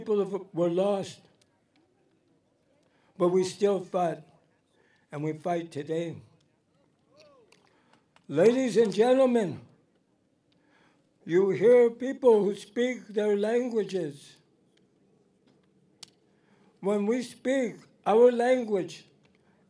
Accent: Santa Isabel Band of the Iipay Nation, California, United States; I am from the Santa Isabel Band of the Ipai Nation. Represent one of the 12 Kumeyaay bands in San

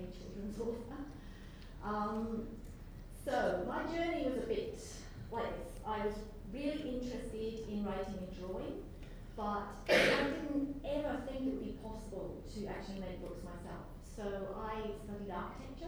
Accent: Banff, Scotland, United Kingdom; now in Australia; This is a small town called Banff in Aberdeenshire, and this is where I grew up

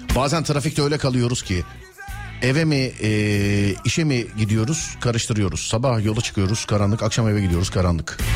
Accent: Istanbul, Turkey; Özbeöz İstanbullu olarak

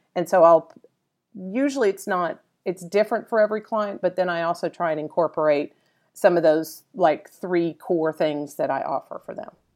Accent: Dallas, Texas, United States; a Dallas native. I'm originally from Dallas.

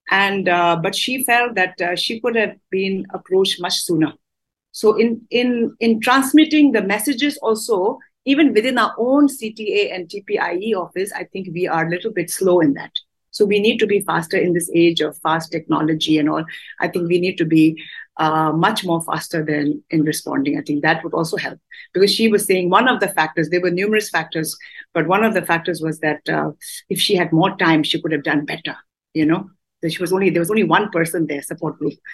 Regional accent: Dharamsala, Himachal Pradesh, India; we are from Dharamsala

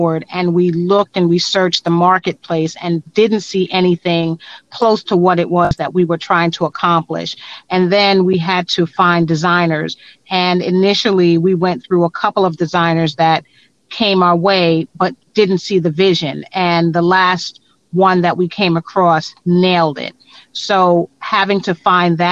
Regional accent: New York City, New York, United States; I was born in Brooklyn, born and raised in Brooklyn Hospital

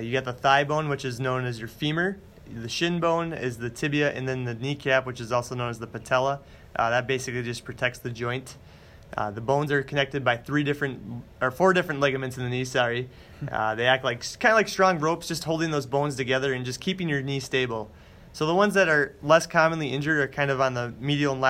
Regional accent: Shelbyville, Wisconsin, United States; also born or lived in Madison, Wisconsin; I'm from Shelbyville, Wisconsin, which is a really small town in the southwest corner of the state

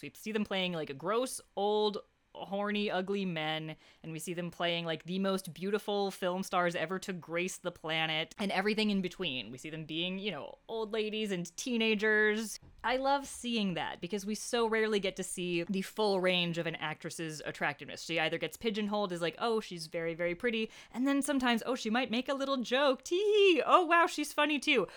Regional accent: United States; as an American

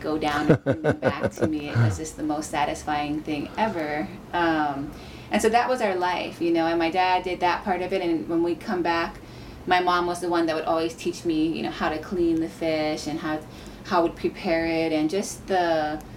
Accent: Haiku, Hawaii, United States; we grew up on Maui in Haikou

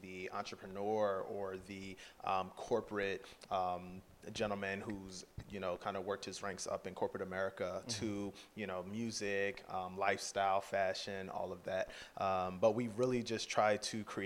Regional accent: New Jersey, United States; also born or lived in Philadelphia, Pennsylvania; I went to high school in South Jersey

